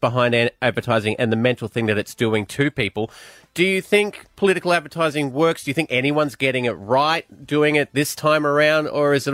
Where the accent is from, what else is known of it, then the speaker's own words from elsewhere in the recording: Glasgow, Scotland, United Kingdom; now in Australia; I was born in Glasgow